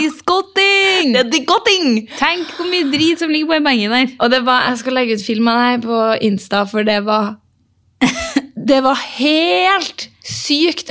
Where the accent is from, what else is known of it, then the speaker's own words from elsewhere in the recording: Norway; vi er norsk